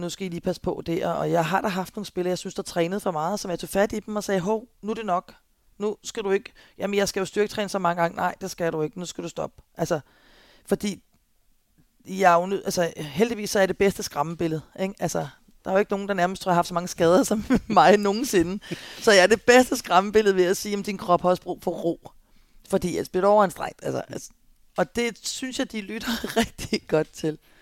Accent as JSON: {"language": "Danish", "town": "Albertslund", "region": "Capital Region of Denmark", "country": "Denmark", "said": "jeg kommer også fra Alberslund"}